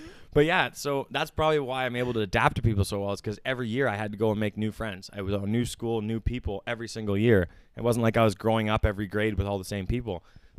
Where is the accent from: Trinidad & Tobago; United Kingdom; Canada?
Canada; Hamilton, Ontario; the city I was born in Hamilton. I was born and raised in Hamilton